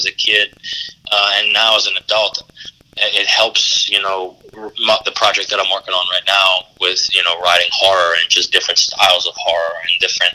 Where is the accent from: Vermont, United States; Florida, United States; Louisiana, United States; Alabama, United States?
Louisiana, United States; we as Cajun and Creole people